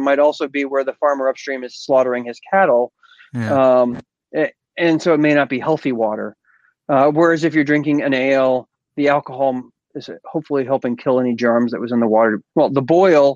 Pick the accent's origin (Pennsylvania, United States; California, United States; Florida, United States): Florida, United States; I grew up in Florida.